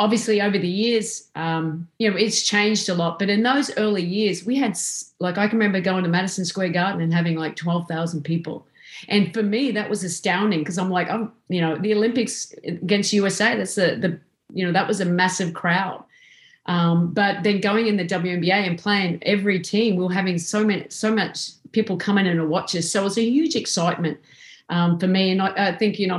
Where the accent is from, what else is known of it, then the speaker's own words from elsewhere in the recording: Australia; moved away as an adult; now in United States; I'm Australian, coming into America.